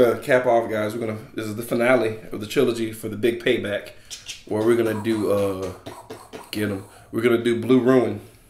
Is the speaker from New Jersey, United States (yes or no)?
no; Texas, United States; I'm from Texas, so that's how I pronounce it.